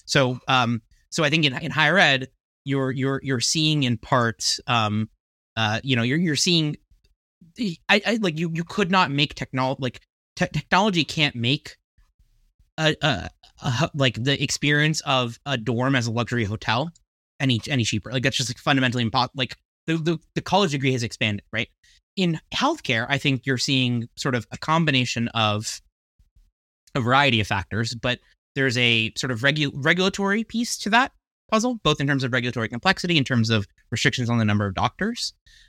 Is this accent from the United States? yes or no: yes; New Jersey, United States; in your home state of New Jersey, which was also my home state when I was, you know, growing up